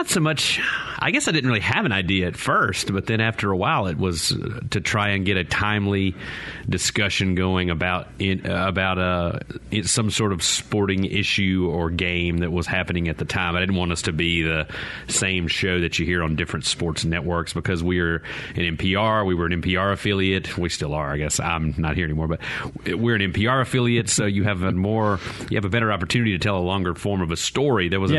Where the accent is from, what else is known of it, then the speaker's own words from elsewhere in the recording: Mississippi, United States; growing up in Mississippi in the time, and you and I are not very far away as far as age goes.